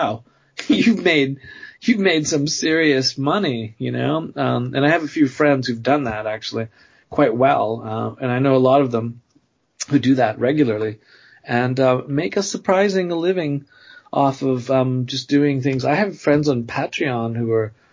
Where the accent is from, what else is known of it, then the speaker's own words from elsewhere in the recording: Canada; now in United States; Even though I live in the U.S., I'm pro Canadian